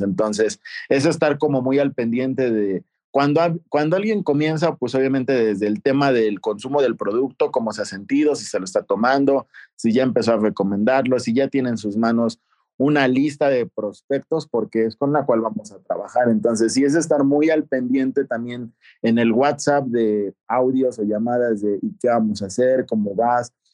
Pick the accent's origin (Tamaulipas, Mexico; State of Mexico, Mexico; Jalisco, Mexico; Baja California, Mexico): State of Mexico, Mexico; Toluca; moved away as an adult; also born or lived in Guadalajara / Aguascalientes; Yo soy originario de Toluca, Estado de México, pero no inicié aquí